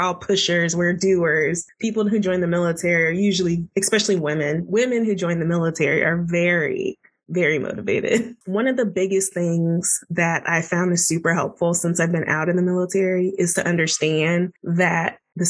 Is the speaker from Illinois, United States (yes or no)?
no; Florida, United States; moved away as an adult; also born or lived in Washington, D.C.; I'm from Florida and I was in DC for my residency.